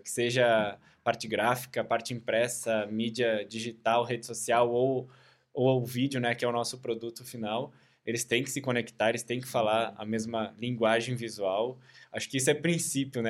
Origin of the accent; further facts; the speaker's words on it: Caxias do Sul, Rio Grande do Sul, Brazil; sou de Caxias do Sul